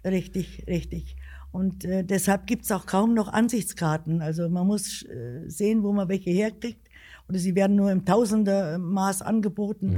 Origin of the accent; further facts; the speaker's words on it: Alsfeld, Hesse, Germany; ich bin in Alsfeld geboren